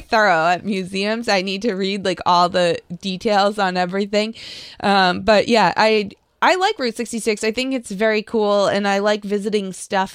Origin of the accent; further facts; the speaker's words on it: Lexington, United States; growing up in Lexington